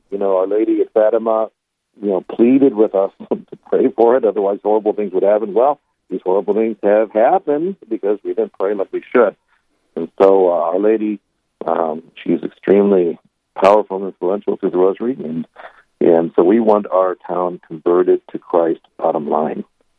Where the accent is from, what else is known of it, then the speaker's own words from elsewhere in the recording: St. Louis, Missouri, United States; moved away as an adult; also born or lived in Springfield, Missouri / Belcourt, North Dakota; now in Grafton, United States; I grew up Methodist, and I converted in college in Springfield, Missouri. I'm originally from St. Louis, Missouri.